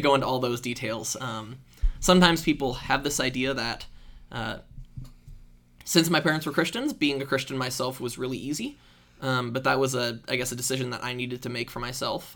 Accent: Iowa, United States; I grew up in Iowa

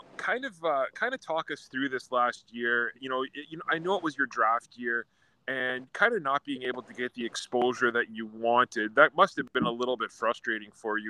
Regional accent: Wawa, Ontario, Canada; he's from my hometown of Wawa, Ontario

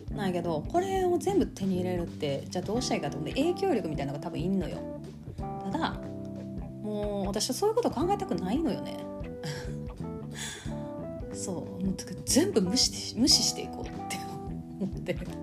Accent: Kansai, Japan; accent: Kansai dialect; now in Osaka, Japan

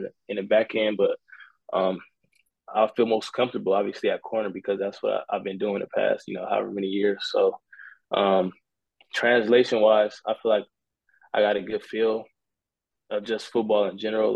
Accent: Long Beach, California, United States; moved away; also born or lived in Idaho; I'm from Cali. I'm from Long Beach.

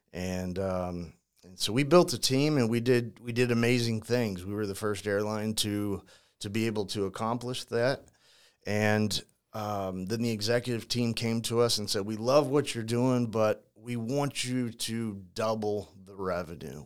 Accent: St. Louis, Missouri, United States; also born or lived in Ferguson, Missouri; born and raised in St. Louis

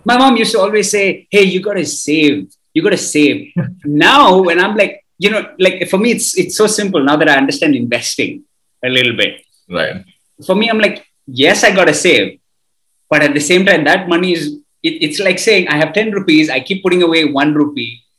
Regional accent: Kuwait; we grew up in Kuwait.

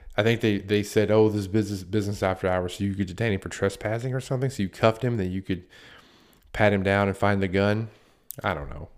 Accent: United States; I worked in a town that's right on the border of Virginia and North Carolina, right off of Interstate ninety-five

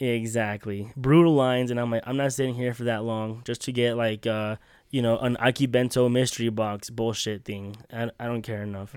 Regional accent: Utah, United States; We're from Utah

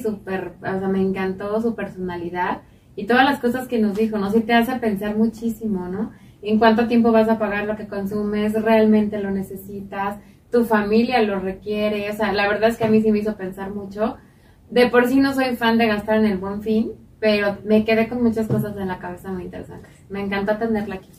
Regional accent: Mexico

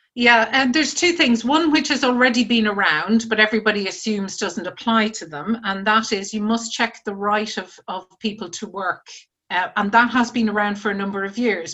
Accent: Ireland; moved away as an adult; now in United Kingdom; when I was starting out from university it was the 1980s, and I was coming from Ireland where you know there were no jobs, and my first job was in the UK, so I was the original immigrant

